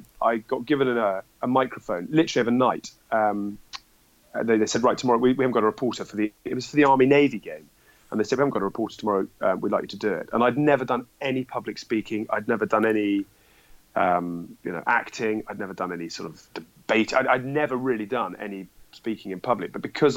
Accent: Dorset, South West England, United Kingdom; also born or lived in Edinburgh; now in London, United Kingdom; I grew up in Dorset. I live in London

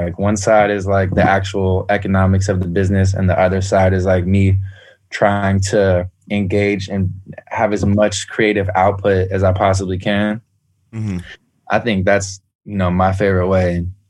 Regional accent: San Francisco, California, United States; San Francisco, Bay Area.

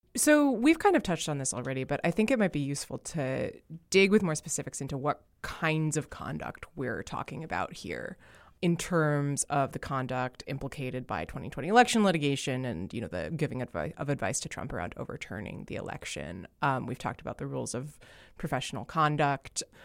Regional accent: New Jersey, United States; As a proud New Jersey-an

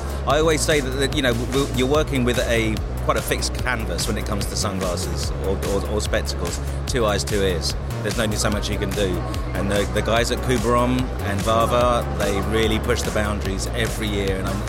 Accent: London, United Kingdom; accent: London; moved away as an adult; now in Ibiza, Spain; I'm from North London.

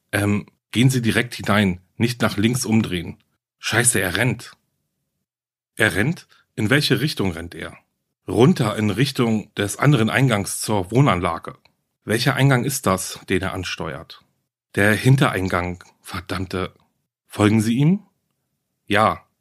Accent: Germany; Hier bei uns in Deutschland

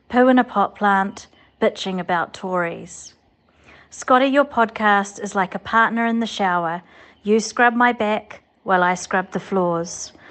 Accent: New Zealand; I'm from New Zealand. I've written you a wee poem.

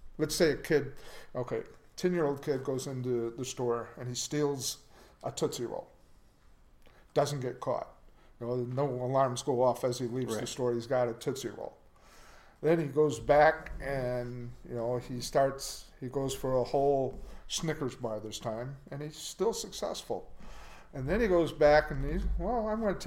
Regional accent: Janesville, Wisconsin, United States; also born or lived in Beloit, Wisconsin; growing up in Janesville, Wisconsin

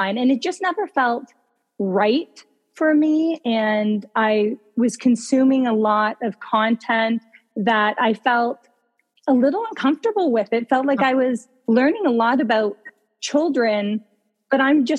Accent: Ontario, Canada; moved away as an adult; now in Vancouver, Canada; But I grew up in Ontario. I'm an Ontario girl, and I've been out here for close to 10 years now.

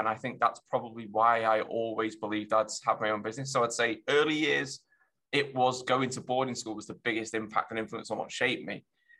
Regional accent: Germany; born there; I've lived all over, actually. So I was born in Germany. My dad's in the army. So I used to move around when I was younger quite a lot.

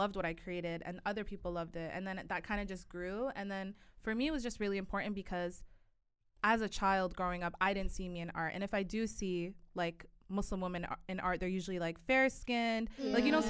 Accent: Toronto, Ontario, Canada; moved away; I'm from Toronto.

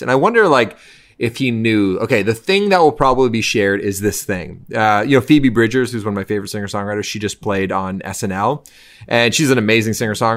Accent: Canada; as a Canadian

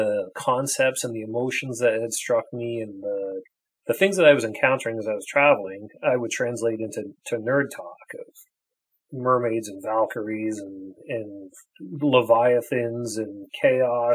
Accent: Hamilton, Ontario, Canada; also born or lived in Toronto / Japan; I'm a kid from Hamilton, Ontario. Moved to Toronto when I was fairly young to go to school

